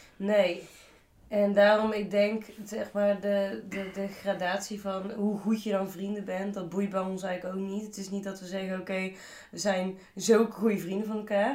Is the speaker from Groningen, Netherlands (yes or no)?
no; Tilburg, North Brabant, Netherlands; in Tilburg. er is zeg maar niks Tilburgser dan dat.